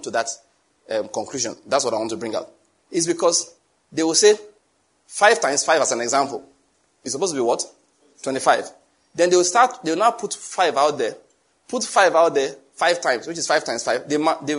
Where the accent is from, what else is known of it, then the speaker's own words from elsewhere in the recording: Nigeria; I'm a Nigerian